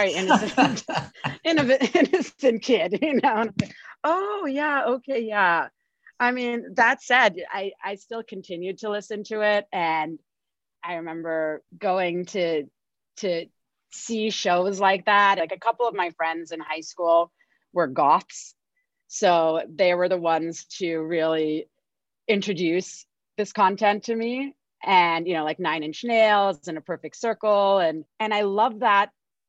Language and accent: English; Singapore; I grew up in Singapore, and Singapore was more conservative in the 90s than it is today